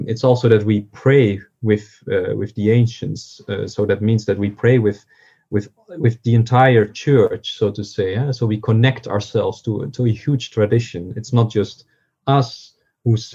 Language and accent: English; southern Netherlands, Netherlands; moved away as an adult; also born or lived in Cambridge, United Kingdom; now in Fribourg, Switzerland; I grew up in the Netherlands